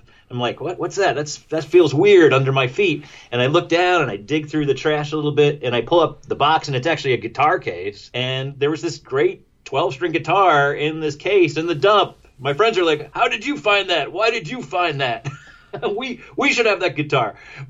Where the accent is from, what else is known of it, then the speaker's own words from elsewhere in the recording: Poughkeepsie, New York, United States; I grew up in Poughkeepsie And I grew up near this dump